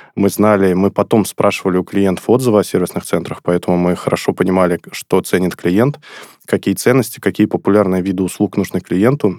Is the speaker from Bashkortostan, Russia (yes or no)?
yes; Sterlitamak, Bashkortostan, Russia; город Стерлитамак. Это город, откуда я родом, город, где я учился в школе